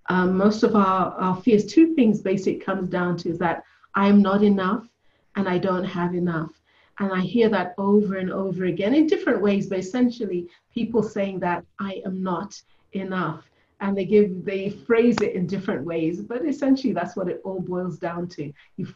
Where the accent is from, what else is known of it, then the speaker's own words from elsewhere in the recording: Ethiopia; born there; also born or lived in United States / Germany / Kenya / England; So I was born in Ethiopia, which is in Africa. Then we moved to the US, and then we moved to Germany, then to Kenya, then to England, back to Ethiopia